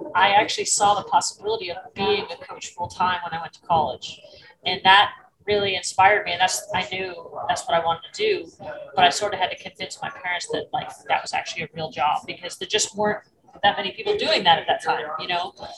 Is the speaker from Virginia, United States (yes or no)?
no; Florida, United States; also born or lived in Massachusetts; I moved from Massachusetts to Florida when I was 10